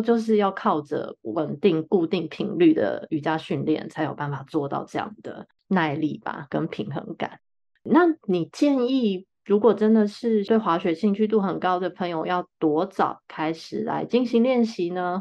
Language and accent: Chinese; Taiwan; 我们身在台湾真的很幸运啊，也嗯很幸福